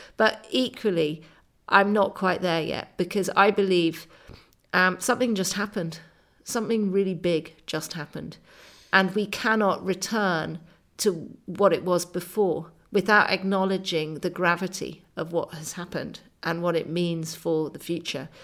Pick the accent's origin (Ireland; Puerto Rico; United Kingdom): United Kingdom; England; I'm a English writer.